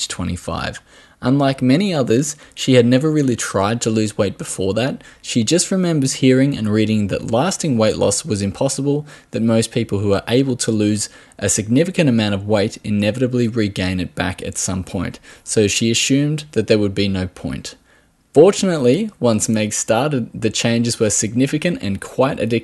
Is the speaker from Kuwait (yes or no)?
no; Australia